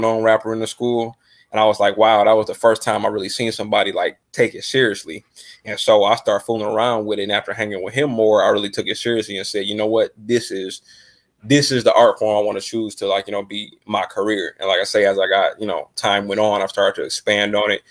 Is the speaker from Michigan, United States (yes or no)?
yes; Detroit, Michigan, United States; also born or lived in Downriver, Michigan; I'm from Detroit, Michigan. Got to give a shout out to my city, the great Motown. Just growing up